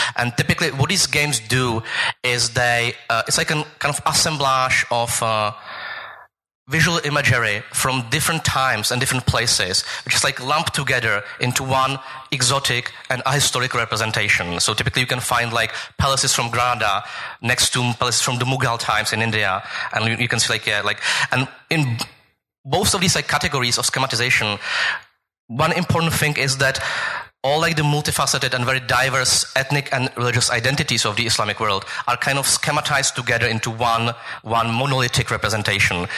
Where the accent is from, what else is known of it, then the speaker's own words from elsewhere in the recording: Prague, Czechia; I'm from Prague